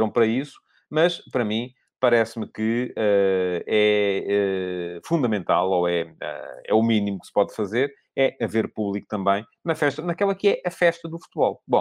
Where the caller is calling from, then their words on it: Cape Verde; Sou de Cabo Verde, aqui também aconteceu o mesmo.